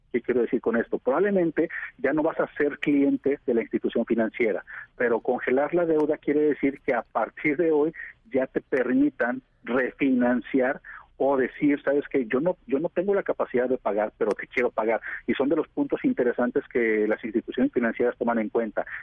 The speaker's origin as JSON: {"language": "Spanish", "country": "Mexico", "said": "nosotros como mexicanos"}